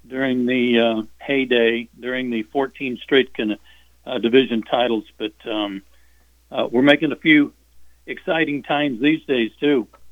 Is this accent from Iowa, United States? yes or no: no; Norman, Oklahoma, United States; moved away; we had a drive-in movie theater in Norman, Oklahoma, my hometown.